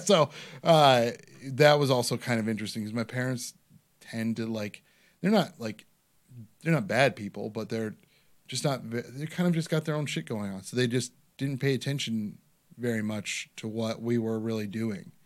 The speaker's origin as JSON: {"language": "English", "town": "Parma", "region": "Ohio", "country": "United States", "tie": "born or raised there", "said": "I grew up in Parma"}